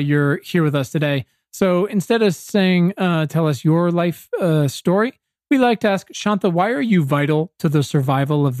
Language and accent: English; Southeastern Virginia, United States; I'm from Southeastern Virginia. My high school's 50% black